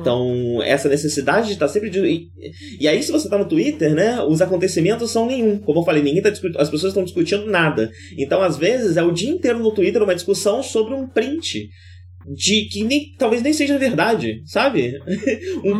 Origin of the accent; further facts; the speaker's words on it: Campos, Brazil; moved away; o bairro que eu cresci em Campos